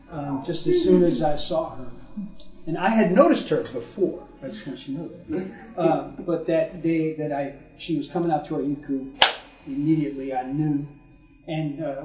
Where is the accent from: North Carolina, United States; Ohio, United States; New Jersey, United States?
New Jersey, United States; Newark; Joan and I grew up in Newark, New Jersey.